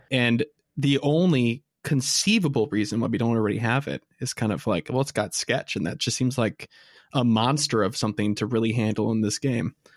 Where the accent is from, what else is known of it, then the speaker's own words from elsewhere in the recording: Midwest, United States; we're from the Midwest and in the States